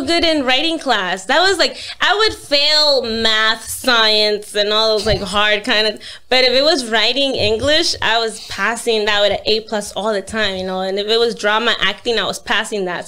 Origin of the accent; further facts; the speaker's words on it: New York, United States; I'm from New York